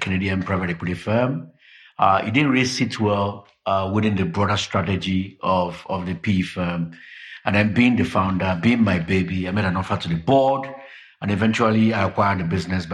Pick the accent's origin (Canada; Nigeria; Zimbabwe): Nigeria; also born or lived in London / Johannesburg; I'm Nigerian. We're known for being aggressive, being highly knowledgeable, and wanting to do what should be done in 3 weeks' time.